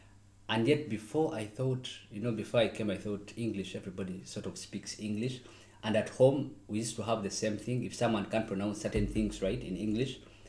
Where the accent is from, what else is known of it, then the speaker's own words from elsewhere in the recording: Mbarara, Western Region, Uganda; moved away as an adult; also born or lived in Russia; now in Moscow, Russia; I'm from Western Uganda. And it's the place called Mbarara.